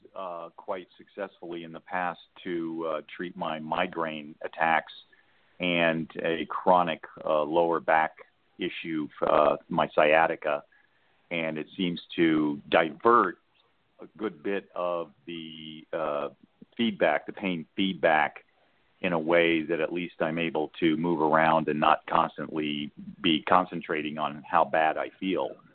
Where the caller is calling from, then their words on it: El Paso, Texas, United States; also born or lived in Arizona; I'm actually calling from El Paso.